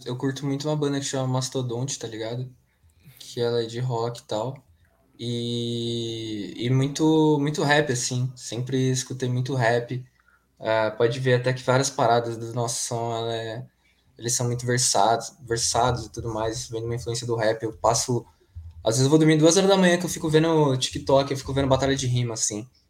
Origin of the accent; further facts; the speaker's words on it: ABC, São Paulo, Brazil; ele tem um conservatório aqui em São Bernardo do Campo, que a gente é do ABC